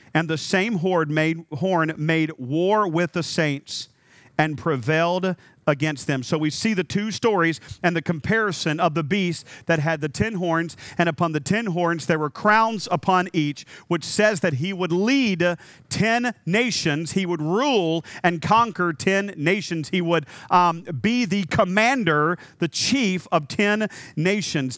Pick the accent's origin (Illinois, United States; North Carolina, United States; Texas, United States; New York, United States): North Carolina, United States; I was raised in North Carolina.